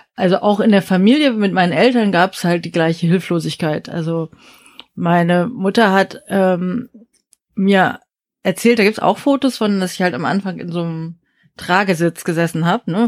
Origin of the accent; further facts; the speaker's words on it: Berlin, Germany; also born or lived in South Korea / Osnabrück / United States; aus Berlin